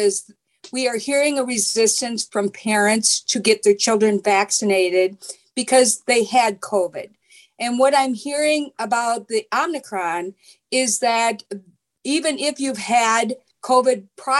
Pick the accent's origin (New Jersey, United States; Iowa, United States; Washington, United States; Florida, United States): Iowa, United States; Dubuque; I'm from Dubuque, Iowa.